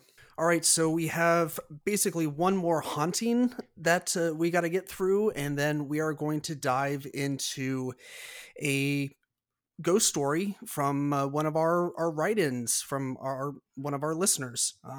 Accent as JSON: {"language": "English", "region": "California", "country": "United States", "tie": "born there", "said": "I'm not necessarily from the San Francisco area, but I was born like less than an hour north of San Francisco. So it's kind of near and dear to my heart anyways."}